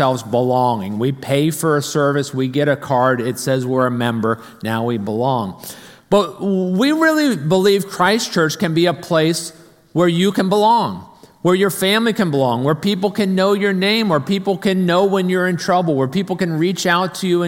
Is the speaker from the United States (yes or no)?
yes; Arlington, Virginia, United States; I grew up in North Arlington, up near Chain Bridge